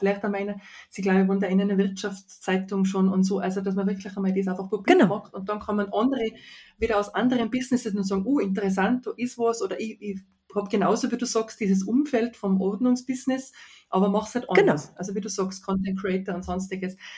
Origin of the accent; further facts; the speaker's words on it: Tyrol, Austria; accent: Tyrolean; das K als Tiroler kann man ja nicht ablegen